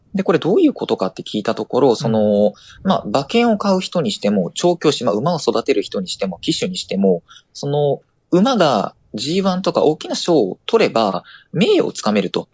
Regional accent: Osaka, Japan; 私は大阪府の出身なんですが

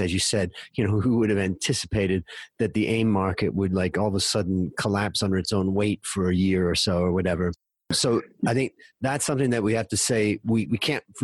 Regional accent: Ohio, United States; moved away as an adult; also born or lived in Thailand; We grew up together in Ohio

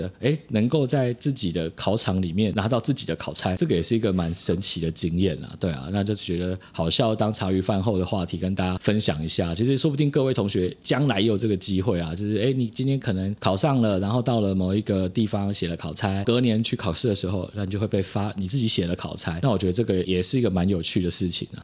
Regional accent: Hualien, Hualien County, Taiwan; moved away; also born or lived in Taipei; 因为我花莲人啊，就顺便嗯。回家。对，然后是花莲国风国中，还是我国中念那个学校

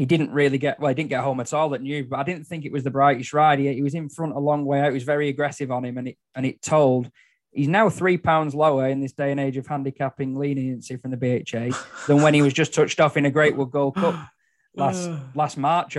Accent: Netherlands; accent: Dutch; He's doing my Dutch accent again.

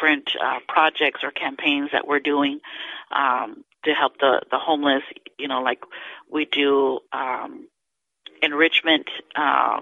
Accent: Houston, Texas, United States; moved away as an adult; now in Brownsville, United States; I'm originally from Houston

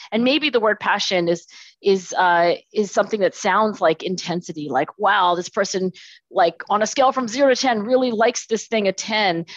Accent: Philadelphia, Pennsylvania, United States; I was born in Philadelphia, actually down the street. So, I'm in Philadelphia today, and I was born in Philadelphia.

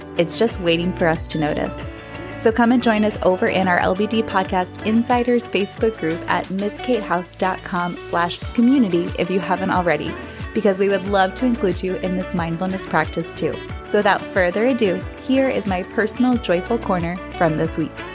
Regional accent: Bucks County, Pennsylvania, United States; moved away; the Philadelphia area where I grew up in Bucks County, Pennsylvania

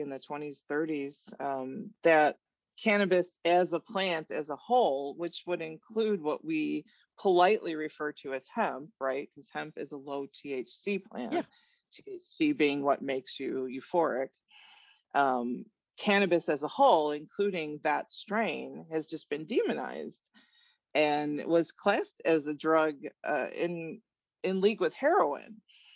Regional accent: Chicago, Illinois, United States; moved away as an adult; I grew up in Chicago, Illinois

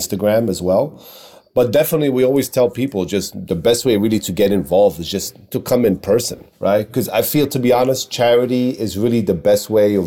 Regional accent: New York City, New York, United States; when I grew up in Queens was all Bengali community.

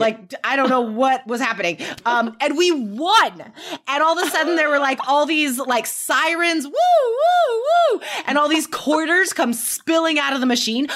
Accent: Carson City, Nevada, United States; I grew up in Nevada, Carson City, Nevada

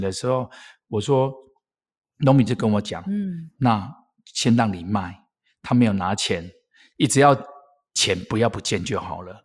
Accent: Erlin, Changhua County, Taiwan; 我是来自于台湾米，台湾月光米的故乡二零

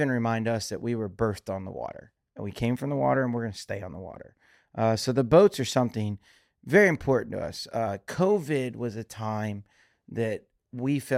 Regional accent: Louisiana, United States; also born or lived in Key Largo; I was born here in Louisiana, but I I, also grew up in Key Largo, Florida

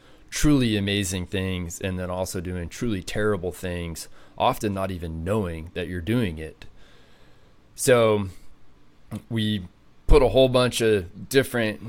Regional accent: Amarillo, Texas, United States; also born or lived in San Angelo, Texas; Texas is my home. I grew up in Amarillo, went to high school in San Angelo

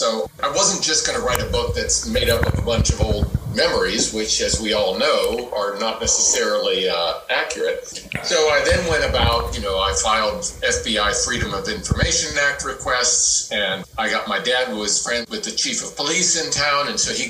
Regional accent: Johnstown, Pennsylvania, United States; my hometown, Johnstown, Pennsylvania.

